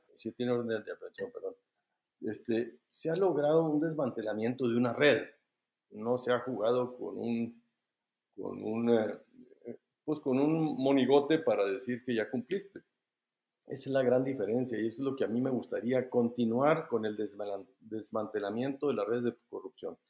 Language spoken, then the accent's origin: Spanish; Mexico; Somos los mexicanos